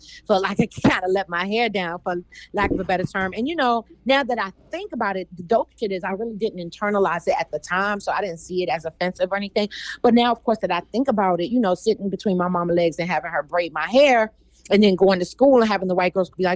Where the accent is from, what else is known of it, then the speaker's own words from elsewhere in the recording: Washington, District of Columbia, United States; moved away; I grew up primarily in what they call Uptown or Northwest.